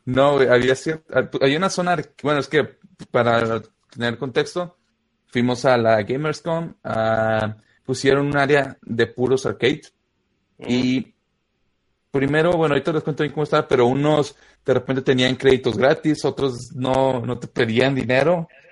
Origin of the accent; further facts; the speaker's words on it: Guanajuato, Mexico; yo soy de un pueblo por ahí perdido en Guanajuato